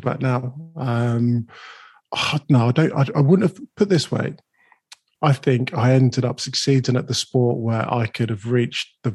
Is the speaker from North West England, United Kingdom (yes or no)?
no; London, United Kingdom; I was born in Islington